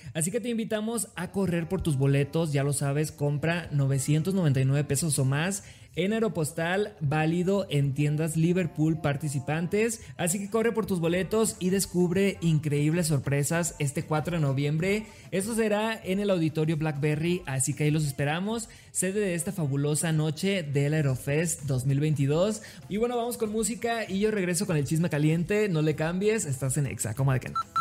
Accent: Los Mochis, Sinaloa, Mexico; soy de Los Mochis, Sinaloa

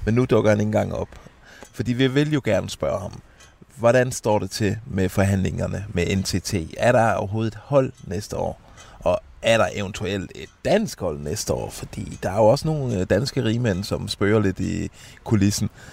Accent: Denmark; vi er fra Danmark

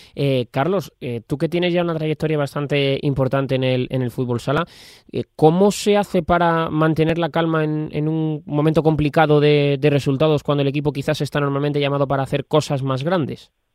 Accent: Community of Madrid, Spain; aquí en nuestra comunidad

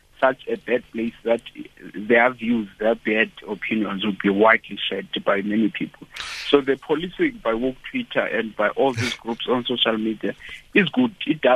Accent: Mthatha, Eastern Cape, South Africa; now in Pretoria, South Africa; I'm from Tata in a small rural place there called Ngeleni.

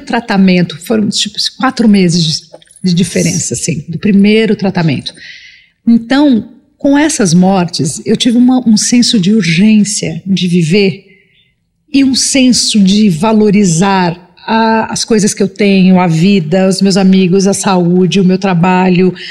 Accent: Brazil; Que é onde eu nasci

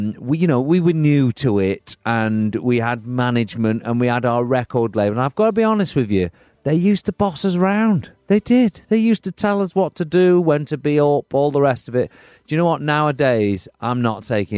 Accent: United Kingdom; being a Brit

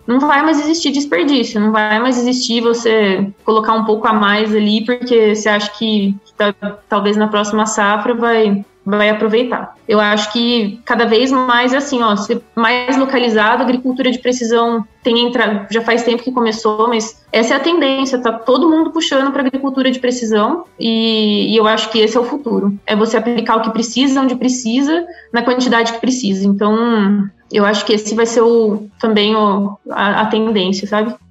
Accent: Brazil; moved away as an adult; also born or lived in Australia; now in Switzerland; desde que eu saí do Brasil, eu tenho orgulho de ser brasileira

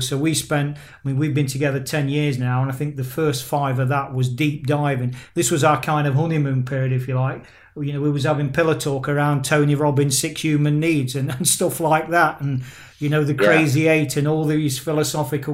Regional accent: England, United Kingdom; now in Spain; I am UK born and bred in England

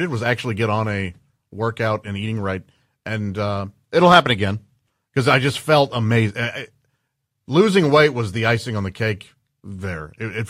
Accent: St. Louis, Missouri, United States; moved away; A place in St. Louis, my hometown.

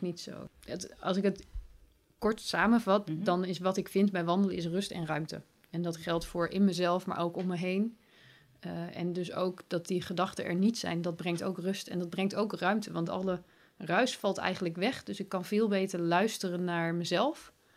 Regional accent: Breda, North Brabant, Netherlands; moved away; also born or lived in Leiden; van mijn geboorteplaats Breda naar de plaats waar ik toen woonde, naar Leiden

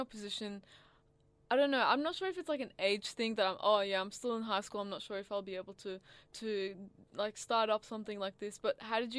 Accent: Syria; I was kind of waiting to tell them, like, I'm from Syria and I do a podcast and I, like, done this and that and I'm a migrant

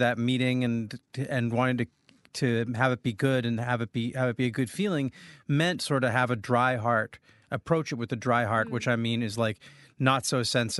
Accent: United States; As an American

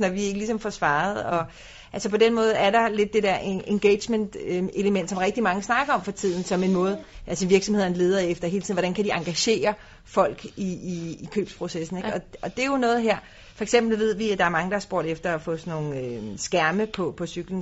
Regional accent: Denmark; vi kommer fra Danmark, som er en cyklenation

